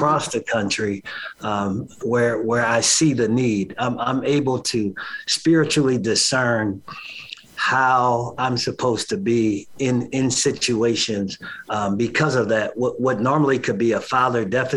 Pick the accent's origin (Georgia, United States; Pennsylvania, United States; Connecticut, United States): Pennsylvania, United States; Philadelphia; now in Chicago, United States; I'm originally from Philly